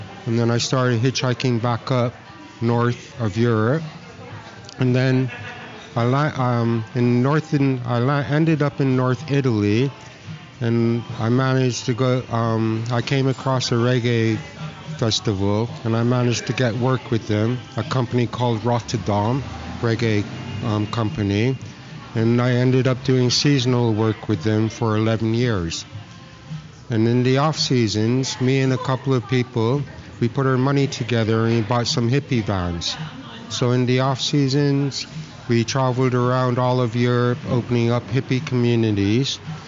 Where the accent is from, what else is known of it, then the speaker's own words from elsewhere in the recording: Singapore; also born or lived in Philippines / Canada; So I was taken away from Canada. And I was put in, we moved to Singapore and the Philippines. And then, so I grew up in Singapore and the Philippines.